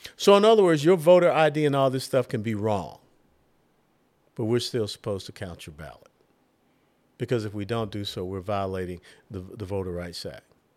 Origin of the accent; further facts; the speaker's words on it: Georgia, United States; moved away; also born or lived in Tennessee; I was born and raised in Georgia